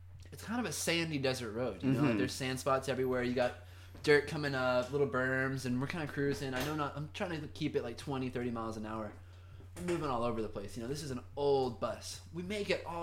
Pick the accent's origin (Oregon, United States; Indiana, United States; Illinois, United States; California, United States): California, United States; Fountain Valley; also born or lived in Huntington Beach / Newport Beach; I grew up right over in Fountain Valley